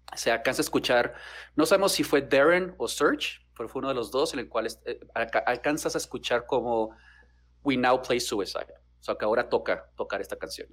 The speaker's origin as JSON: {"language": "Spanish", "region": "Chihuahua", "country": "Mexico", "said": "soy de Chihuahua"}